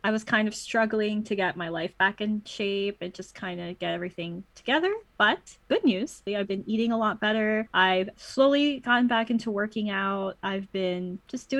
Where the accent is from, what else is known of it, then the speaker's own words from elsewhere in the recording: Toronto, Ontario, Canada; I'm from Toronto